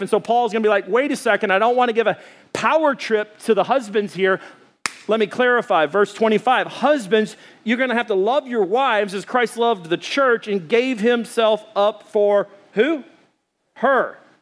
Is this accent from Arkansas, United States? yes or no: yes; Arkansas, United States; I'm from Arkansas